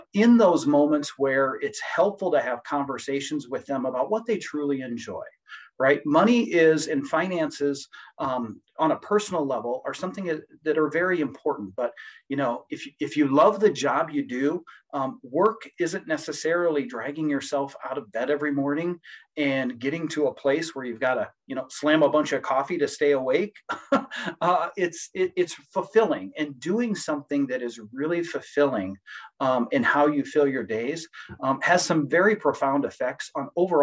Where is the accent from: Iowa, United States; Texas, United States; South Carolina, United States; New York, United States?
Iowa, United States; Sioux City; moved away as an adult; also born or lived in Arizona; back in my hometown of Sioux City.